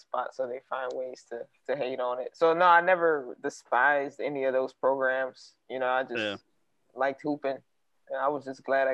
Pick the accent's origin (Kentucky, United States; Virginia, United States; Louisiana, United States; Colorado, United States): Louisiana, United States; New Orleans; moved away; also born or lived in London / Rochester, New York; I'm born and raised in New Orleans